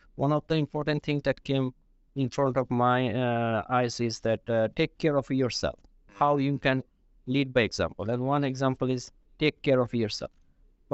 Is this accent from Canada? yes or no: no; Bangladesh; moved away as an adult; now in Sweden; I come from Bangladesh and I have also worked in my home country